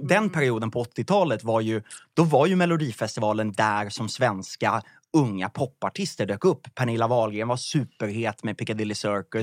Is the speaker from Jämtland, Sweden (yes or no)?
no; Vallentuna, Stockholm County, Sweden; jag kommer från Vallentuna och eh, i en parallellklass till mig på gymnasiet gick en av Lasse Holms söner